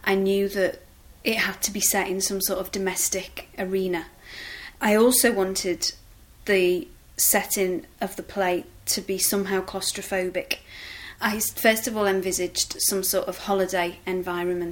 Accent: Liverpool, North West England, United Kingdom; I'm from Liverpool

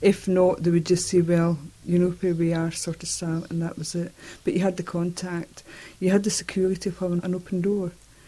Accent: Edinburgh, Scotland, United Kingdom; moved away as an adult; now in Orkney, United Kingdom; I moved from Edinburgh, where I was born. I moved up here in the October of 1992.

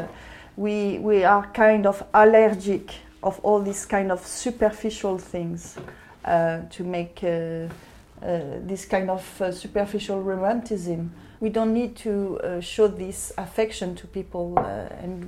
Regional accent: Paris, Île-de-France, France; moved away as an adult; now in London, United Kingdom; I'm from Paris

